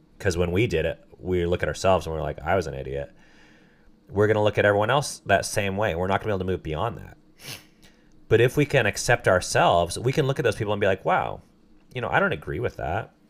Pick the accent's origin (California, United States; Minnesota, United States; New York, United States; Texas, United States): California, United States; Southern; I grew up in Southern California